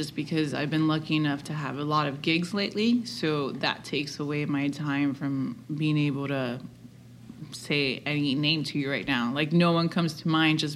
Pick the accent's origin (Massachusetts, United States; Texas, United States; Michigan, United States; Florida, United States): Florida, United States; Hialeah; We grew up together, and we are two little girls from Hialeah that had big dreams